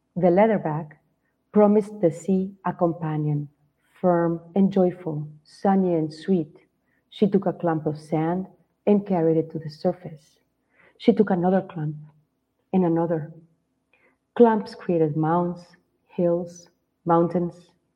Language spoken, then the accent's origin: English; Guadalajara, Jalisco, Mexico; moved away as an adult; also born or lived in Mazatlan; now in United States; So I live in the States, but I am not from here. I am in Mazatlan right now as I said as you said before, but I am from Guadalajara